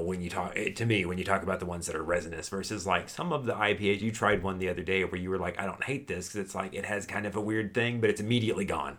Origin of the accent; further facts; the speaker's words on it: Houston, Texas, United States; when I was a child growing up in Texas